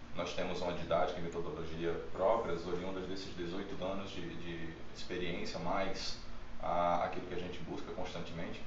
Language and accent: Portuguese; interior of Pernambuco, Brazil; Eu venho do interior de Pernambuco